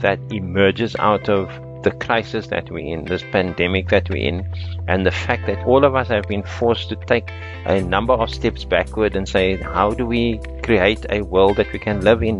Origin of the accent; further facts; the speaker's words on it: Cape Town, Western Cape, South Africa; moved away as an adult; also born or lived in United States; I was born in a house in Belgravia Estate, which is in Cape Flats